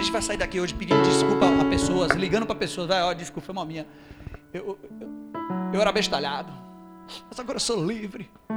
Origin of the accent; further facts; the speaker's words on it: Brazil; eu sou brasileiro